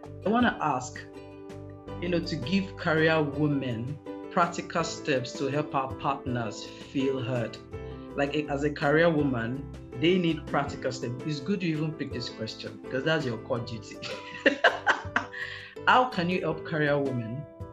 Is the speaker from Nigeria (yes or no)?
yes; Nigeria; as a Nigerian